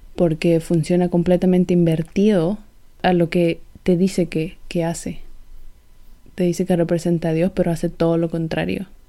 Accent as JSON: {"language": "Spanish", "country": "El Salvador", "said": "soy del Salvador"}